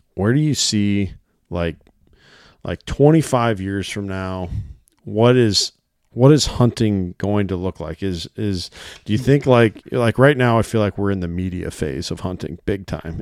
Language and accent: English; Iowa, United States; I'm a resident here. I was born in Iowa